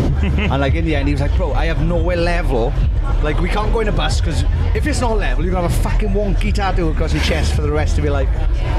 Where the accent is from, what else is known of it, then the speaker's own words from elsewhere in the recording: Wales, United Kingdom; us as miserable Welsh bastards